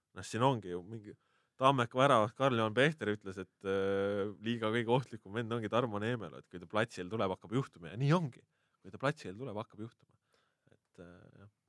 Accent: Hiiumaa, Hiiu County, Estonia; now in Tallinn, Estonia; ma olen hiidlane ikkagi okay. alati ja olen ja jään.

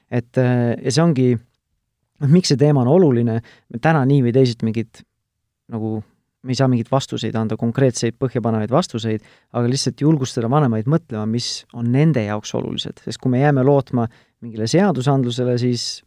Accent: Tartu, Tartu County, Estonia; mina olen Tartust pärit

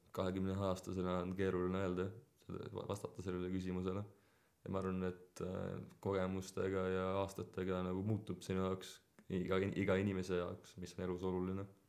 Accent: Estonia; ma olen siin sündinud ja see on alati oluline osa minu elust

